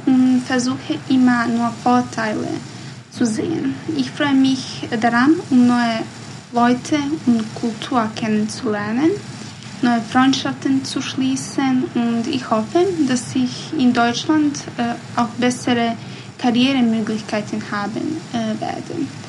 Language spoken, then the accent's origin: German; Bosnia & Herzegovina; first language Bosnian; German is a second language; meine Muttersprache ist, ist Bosnisch